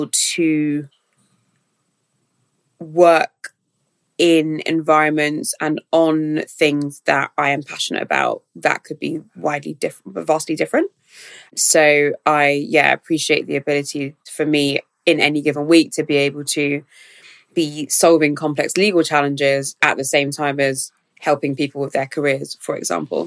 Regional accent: London, United Kingdom; growing up in South London

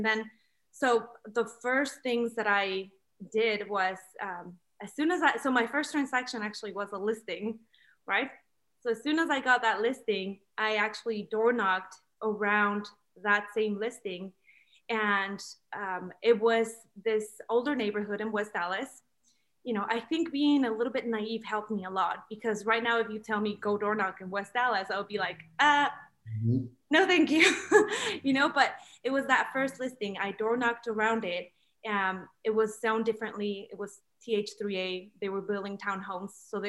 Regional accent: Mexico; now in United States; my studies were not recognized here because I'm from Mexico. So I got my degree from Mexico.

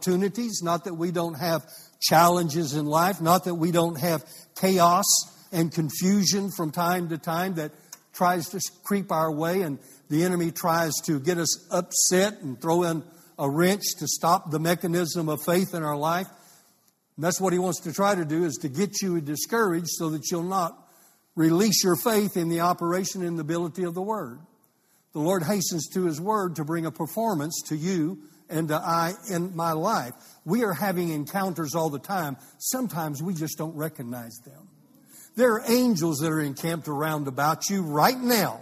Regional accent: Amarillo, Texas, United States; also born or lived in Fort Worth, Texas / Santa Fe, New Mexico; I was raised in Fort Worth and Amarillo, in between the two

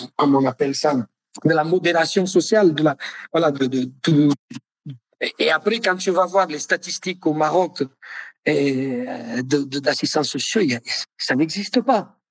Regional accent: Naples, Campania, Italy; French is a second language; moved away as an adult; je suis de Naples

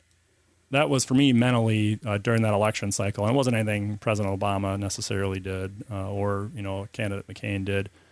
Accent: Mankato, Minnesota, United States; my home county, my hometown, which is the county seat.

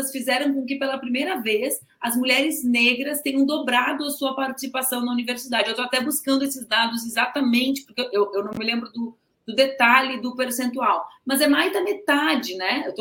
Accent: South Region, Brazil; Eu sou do Sul, eu venho do Sul

